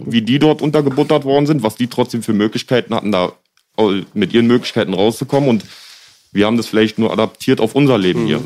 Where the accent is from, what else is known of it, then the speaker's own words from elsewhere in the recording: Berlin, Germany; ich bin halt auch in Kreuzberg aufgewachsen